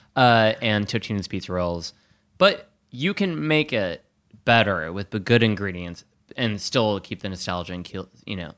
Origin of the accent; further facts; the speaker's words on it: Wisconsin, United States; also born or lived in Chicago; now in New York, United States; I'm from Wisconsin